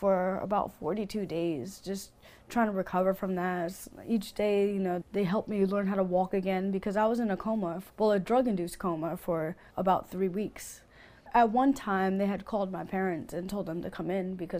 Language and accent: English; New York City, New York, United States; now in Bel Air, United States; I'm from Brooklyn, New York, but I live in Bel Air, Maryland